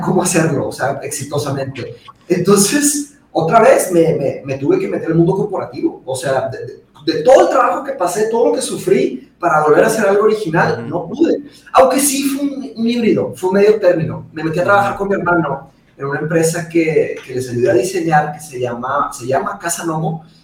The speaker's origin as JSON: {"language": "Spanish", "town": "Monterrey", "region": "Nuevo León", "country": "Mexico", "tie": "born or raised there", "also_born_or_lived": "Brazil", "said": "yo nací en Brasil y me vine a Monterrey cuando tenía cinco años, ¿no? ok. muy chiquito"}